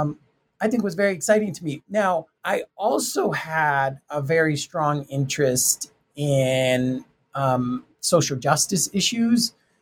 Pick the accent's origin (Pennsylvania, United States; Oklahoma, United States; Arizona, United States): Arizona, United States; Tucson; I'm from Tucson, Arizona, Mexican-American family, and I was the first to graduate.